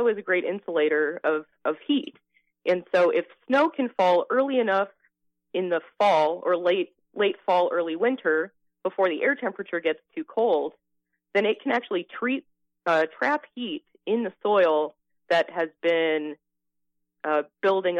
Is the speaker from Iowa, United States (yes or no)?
yes; Iowa, United States; moved away as an adult; now in Florida, United States; I'm originally from Iowa. I'm born and raised in Iowa